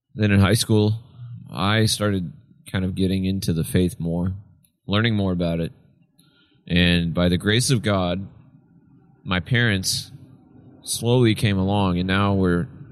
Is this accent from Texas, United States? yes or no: yes; Friendswood, Texas, United States; born or raised there; also born or lived in Tyler, Texas / Palestine, Texas